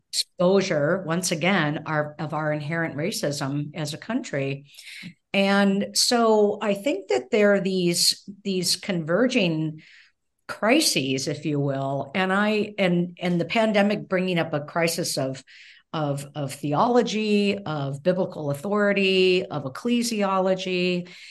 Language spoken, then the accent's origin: English; California, United States; moved away as an adult; also born or lived in Evanston, Illinois / Minnesota; I was born and raised in California